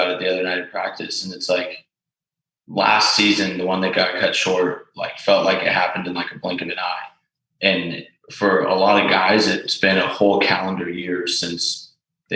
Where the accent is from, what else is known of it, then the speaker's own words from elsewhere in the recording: Bay Area, Marin County, California, United States; I'm from the Bay Area, Marin County